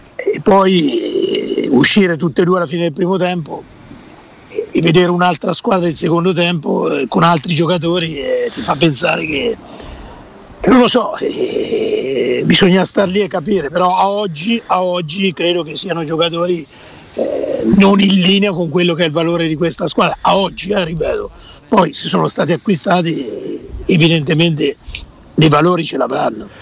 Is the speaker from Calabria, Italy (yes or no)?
no; Perugia, Umbria, Italy; moved away; vicino al Tevere eh, c'era il mio paese